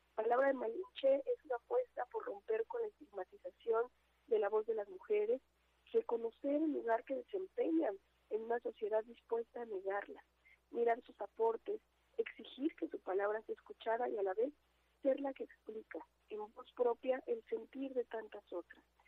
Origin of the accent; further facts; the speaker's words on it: Mexico; lo que somos todas las mexicanas